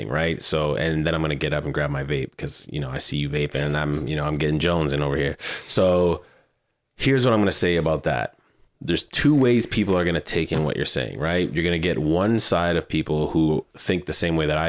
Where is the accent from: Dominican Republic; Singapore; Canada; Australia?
Canada; Manitoba; moved away; I am Canadian and this was brewed in Manitoba and so was